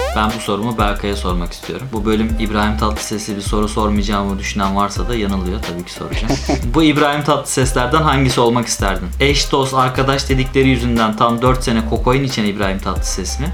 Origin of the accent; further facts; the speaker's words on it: Ankara, Turkey; moved away as an adult; also born or lived in Istanbul; Liseyi orada okuduğum için ve doğma büyüme Ankaralı olduğum için.